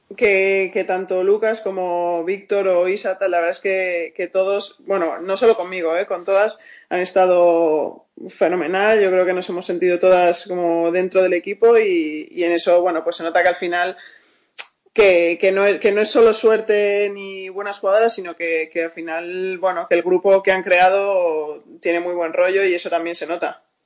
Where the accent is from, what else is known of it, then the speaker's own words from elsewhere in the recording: Spain; moved away as an adult; yo soy la única española